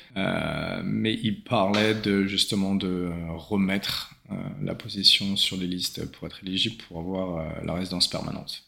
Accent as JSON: {"language": "French", "town": "Saint-Germain-en-Laye", "region": "Île-de-France", "country": "France", "also_born_or_lived": "New Zealand", "moved": "as an adult", "lives_now": "Sydney, Australia", "said": "je viens de Saint-Germain-en-Laye, région parisienne"}